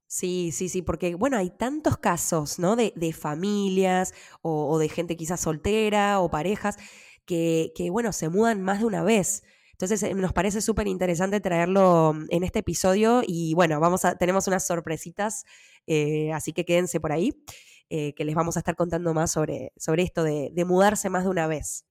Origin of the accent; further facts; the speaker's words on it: Buenos Aires, Argentina; moved away as an adult; also born or lived in New York; now in Switzerland; nací y me crié siempre en Buenos Aires, estudié en Buenos Aires